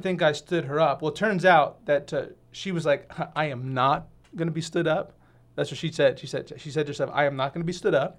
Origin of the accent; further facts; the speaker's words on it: Westchester, New York, United States; moved away as an adult; now in Southern Oregon, United States; from Westchester, New York